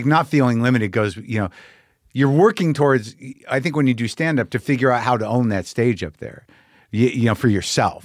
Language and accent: English; United States; being an American